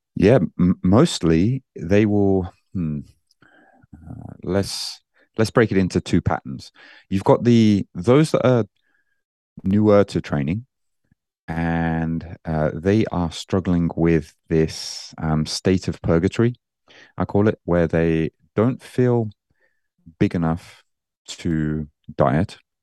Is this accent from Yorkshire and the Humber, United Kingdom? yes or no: no; Birmingham, West Midlands, United Kingdom; moved away as an adult; now in Japan; I'm originally, you, you might, uh, hear that I don't sound very Japanese. Uh, I'm from Birmingham in the U K